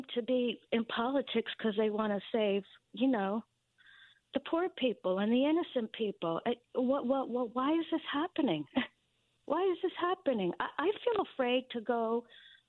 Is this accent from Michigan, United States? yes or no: no; Connecticut, United States; I grew up in Connecticut. I love Connecticut